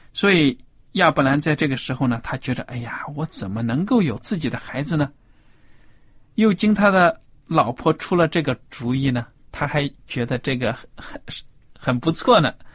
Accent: China; 我们中国人

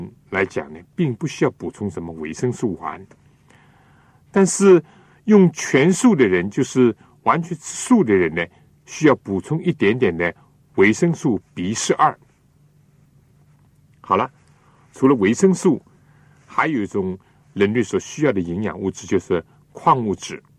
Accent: China; 我们中国人有的时候呢，为了讲究口味，或者为了使得这个菜的颜色鲜艳一点呢。

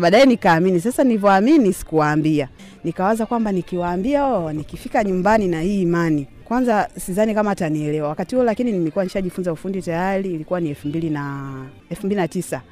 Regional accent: Bagamoyo, Pwani, Tanzania; ni mzaliwa wa wilaya ya Bagamoyo, mkoa wa Pwani.

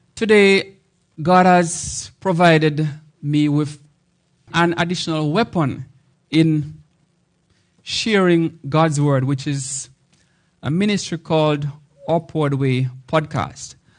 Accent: Jamaica; So I am from Jamaica, which is dubbed the homeland of reggae music.

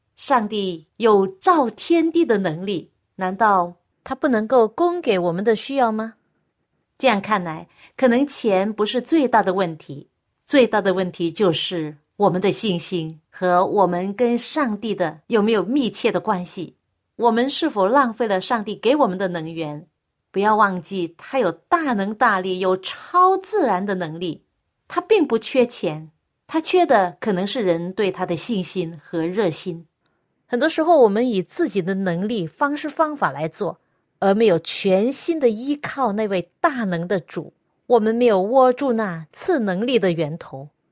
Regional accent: Hong Kong; now in Seattle area, United States; 罗医生跟我一样也是香港人，所以我们都讲广东话

